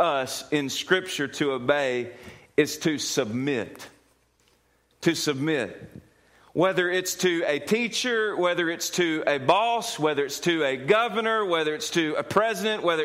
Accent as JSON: {"language": "English", "country": "United States", "said": "who happens to be an American"}